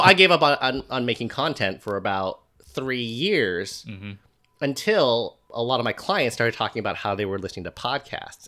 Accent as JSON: {"language": "English", "country": "United States", "said": "as an American"}